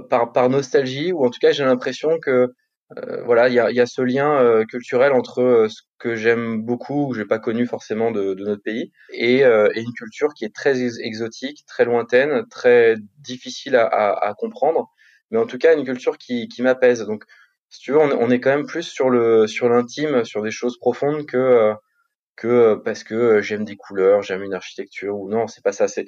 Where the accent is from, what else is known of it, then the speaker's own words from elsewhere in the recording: Paris, Île-de-France, France; Paris intramuros, ouais.